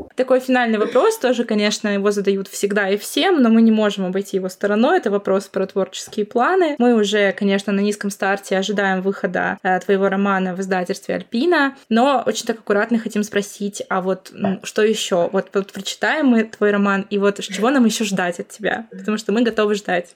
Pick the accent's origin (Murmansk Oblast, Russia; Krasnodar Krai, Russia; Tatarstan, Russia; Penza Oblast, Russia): Murmansk Oblast, Russia; Murmansk; Мы вообще сами из Мурманска